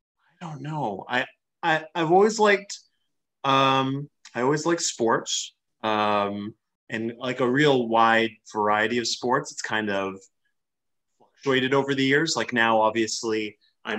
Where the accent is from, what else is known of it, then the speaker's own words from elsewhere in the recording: Western Canada, Canada; growing up in Western Canada